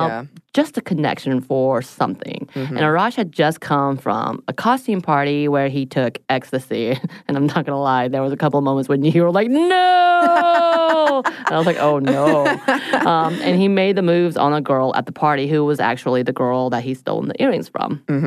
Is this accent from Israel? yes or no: no; South Korea; moved away; the two musicians I knew about growing up in Korea